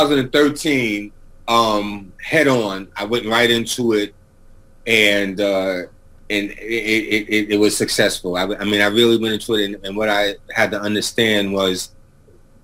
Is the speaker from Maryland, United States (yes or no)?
no; New York City, New York, United States; moved away; I come from Mott Haven section of the Bronx